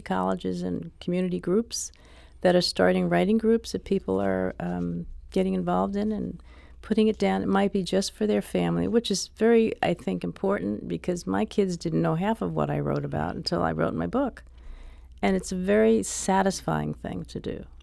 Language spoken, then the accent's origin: English; New York City, New York, United States; I grew up in Harlem